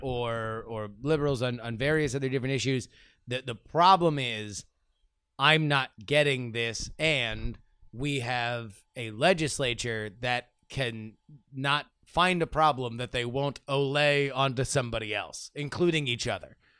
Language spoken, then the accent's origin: English; Florida, United States; growing up in Florida politics